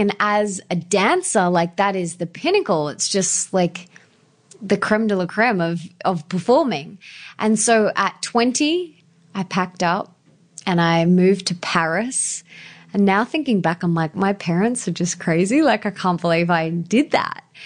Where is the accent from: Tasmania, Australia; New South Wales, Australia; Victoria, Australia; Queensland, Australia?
Queensland, Australia; Brisbane; I was born and bred in Brisbane.